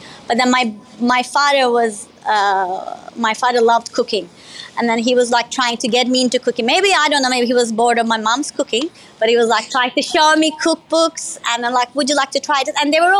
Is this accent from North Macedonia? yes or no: no; Izmir, Turkey; Well, I was born in Izmir, but my dad is Libyan. So I have a little bit of Middle Eastern in me as well, Libyan. So we grew up Izmir.